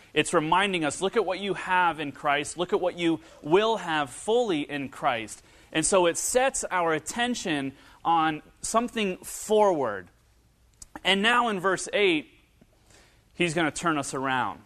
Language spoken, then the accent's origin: English; northern Kentucky and Cincinnati area, United States; moved away; growing up in, uh, northern Kentucky and Cincinnati area